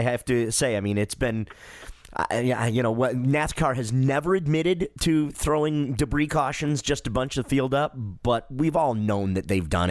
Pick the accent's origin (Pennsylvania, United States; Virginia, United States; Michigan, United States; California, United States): Michigan, United States; Detroit; moved away as an adult; now in Mooresville, United States; I'm originally from the Motor City. I'm a born and raised Detroiter, and I love the place. But about a dozen years ago, I moved to Race City, USA. I live in Mooresville, North Carolina. It's a Charlotte suburb, right?